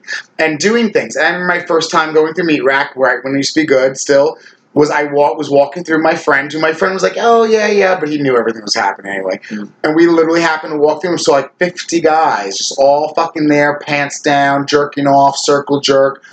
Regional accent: Ronkonkoma, New York, United States; I'm an old school Long Island gay.

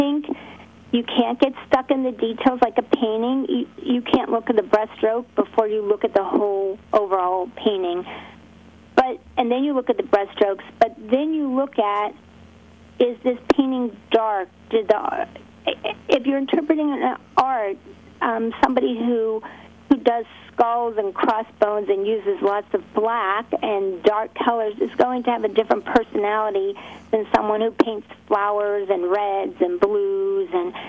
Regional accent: Pittsburgh, Pennsylvania, United States; I'm from Pittsburgh

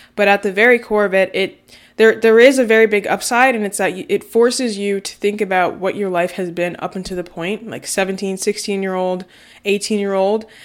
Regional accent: New Castle, Delaware, United States; I'm from Newcastle, Delaware

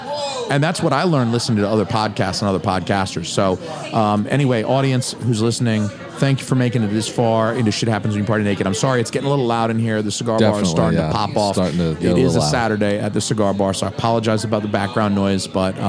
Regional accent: the South, United States; I'm from the South, y'all. I got boots on.

